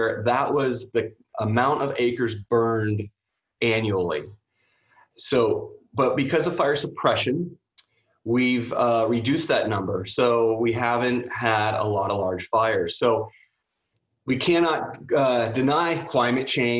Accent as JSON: {"language": "English", "area": "San Francisco Bay Area", "region": "California", "country": "United States", "tie": "born or raised there", "also_born_or_lived": "Houston / Vancouver", "moved": "as an adult", "said": "I grew up in the Bay Area, San Francisco Bay Area"}